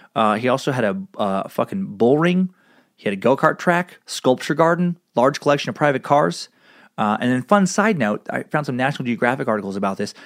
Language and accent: English; Riggins, Idaho, United States; my hometown of Riggins, Idaho